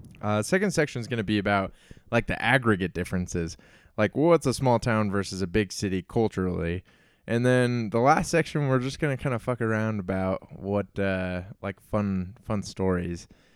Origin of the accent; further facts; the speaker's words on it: Herriman, Utah, United States; It's like, no, I'm from Salt Lake City. It's like, oh, what, like, where do you live in Salt Lake? It's like, I live in Harriman.